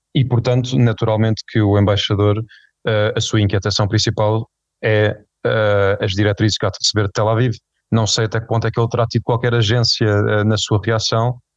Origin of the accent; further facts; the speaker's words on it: Portugal; enquanto, enquanto portugueses